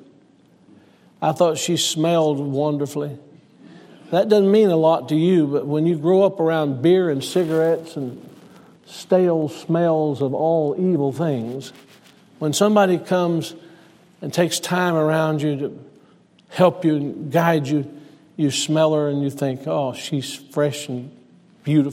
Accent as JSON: {"language": "English", "town": "Selma", "region": "Alabama", "country": "United States", "tie": "born or raised there", "moved": "yes", "said": "I was born in Selma, Alabama, to Preston Sexton"}